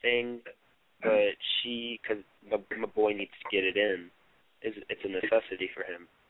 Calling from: Oklahoma City, Oklahoma, United States; I'm from Oklahoma City. I'm 17.

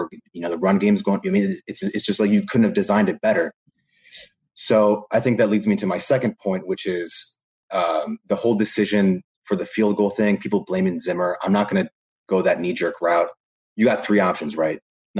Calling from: New Jersey, United States; I'm coming in from Seton Hall University out of New Jersey.

